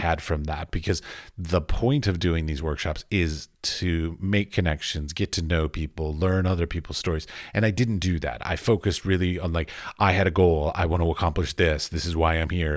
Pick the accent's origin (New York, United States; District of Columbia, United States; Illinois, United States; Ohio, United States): District of Columbia, United States; Washington; I was raised in Washington, D C, both of my parents were very creative.